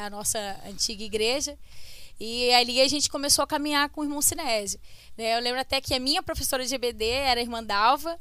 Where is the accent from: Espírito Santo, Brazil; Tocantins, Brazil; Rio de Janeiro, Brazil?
Rio de Janeiro, Brazil; Itaguaí; sou nascida e criada em Itaguaí